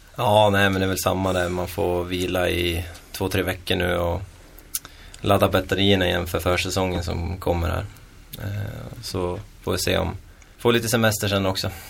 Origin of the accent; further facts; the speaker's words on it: Köping, Västmanland, Sweden; also born or lived in Edsbyn; jag kommer från Köping också